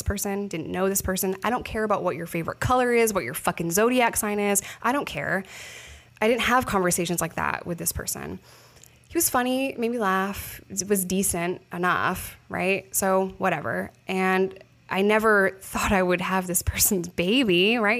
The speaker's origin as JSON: {"language": "English", "region": "New York", "country": "United States", "moved": "yes", "said": "I'm a New Yorker"}